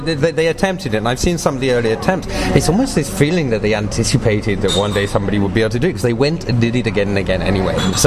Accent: England, United Kingdom; moved away as an adult; also born or lived in Sinai, Egypt; I was born and raised in England

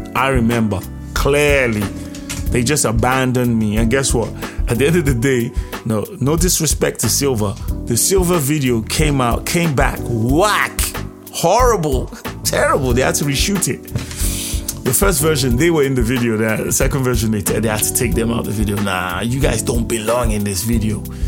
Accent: Nigeria; We're all from Nigeria

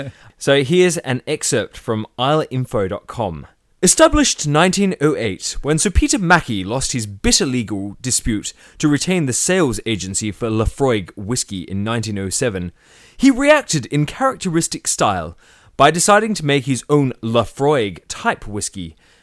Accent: Tasmania, Australia; we're from Tassie

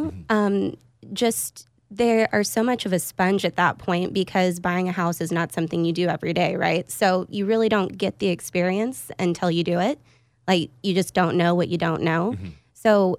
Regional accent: Austin, Texas, United States; But I'm actually an Austin native. I grew up here over in Lakeway.

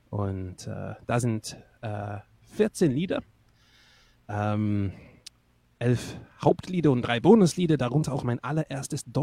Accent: England, United Kingdom; wo ich herkomme. Also jetzt aus einer Brücke mittlerweile, aber ähm, aufgewachsen bin ich in England, also in Nordengland.

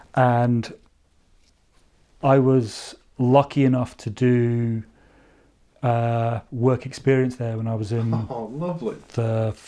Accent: Maidenhead, South East England, United Kingdom; also born or lived in Burnham; I grew up in a fairly unremarkable suburban dormitory town called Maidenhead in Berkshire. To put it into context, Maidenhead has a population of roughly 50 to 60,000 people when we were kids there. So it's about the same size as Perth or Inverness.

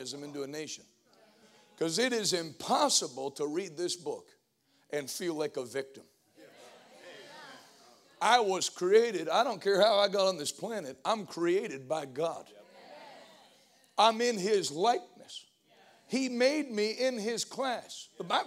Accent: Northeast, United States; moved away; also born or lived in Pittsburgh; I'm from the Northeast

